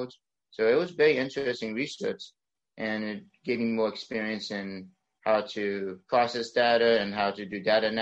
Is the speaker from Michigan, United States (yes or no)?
no; Fayetteville, North Carolina, United States; I'm from Fayetteville, North Carolina originally. I was born and raised in North Carolina